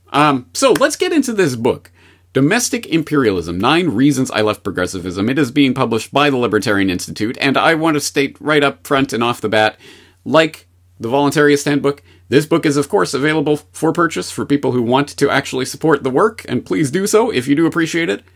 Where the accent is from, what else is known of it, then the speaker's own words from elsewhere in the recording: Canada; as a Canadian, I was brought up in the Canadian indoctrination system